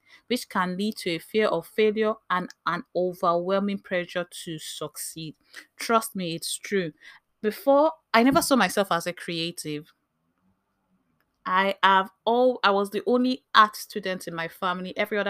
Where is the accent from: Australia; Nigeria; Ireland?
Nigeria; Bayelsa; As an African, as a Nigerian, as a Nimbe girl, there's this, as a military child, I saw all the way to Covenant University, there's this expectation of excellence that is placed on us.